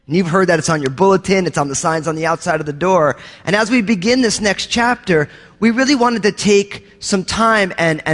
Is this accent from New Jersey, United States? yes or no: yes; New Jersey, United States; I grew up in New Jersey